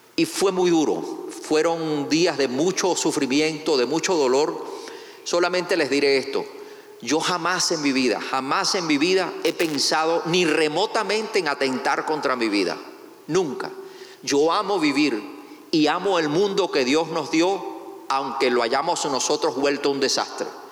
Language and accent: Spanish; Cuba; also born or lived in Venezuela / Manizales, Colombia; now in United States; yo no soy venezolano, o sea, soy venezolano de nacionalizado, pero en realidad nací en Cuba.